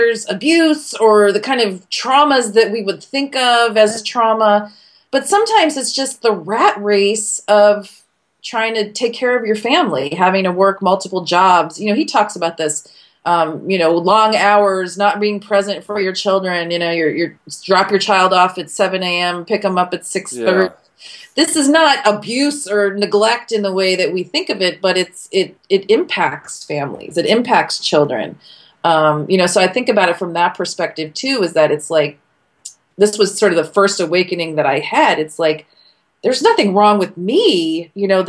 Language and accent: English; California, United States; now in Washington, United States; because I came from California and I felt like people were much happier.